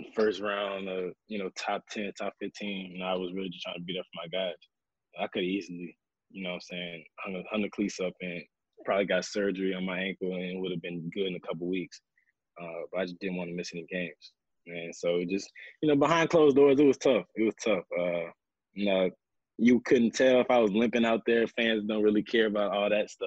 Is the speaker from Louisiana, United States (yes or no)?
yes; Louisiana, United States; I'm from Louisiana